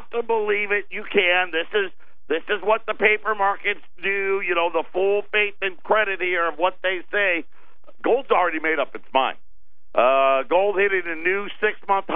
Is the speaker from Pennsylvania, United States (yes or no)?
no; Syracuse, New York, United States; now in Arizona, United States; I grew up in Syracuse, New York. For those of you that didn't know, that's my hometown